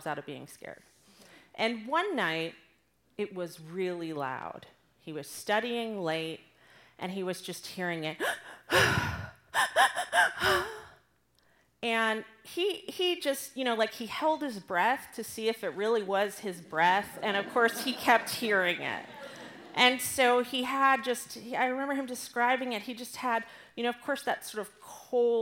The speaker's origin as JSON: {"language": "English", "region": "Southern California", "country": "United States", "tie": "born or raised there", "moved": "as an adult", "lives_now": "Austin, United States", "said": "I grew up in Southern California, so I'm really one of those terrible California people who moved to ruin Austin"}